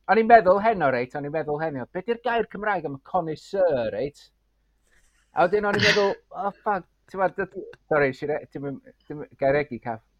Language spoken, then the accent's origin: Welsh; Anglesey, Wales, United Kingdom; first language Welsh; dwi o Sir Fôn, reit?